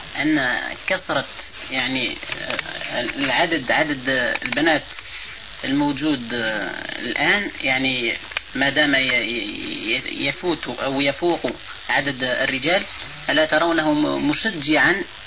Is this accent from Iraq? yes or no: no; Algeria; عندنا في الجزائر